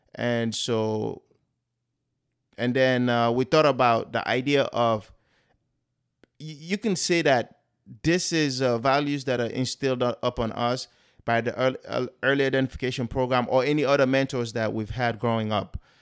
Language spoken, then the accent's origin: English; Sierra Leone; now in United States; I am originally from West Africa, Sierra Leone.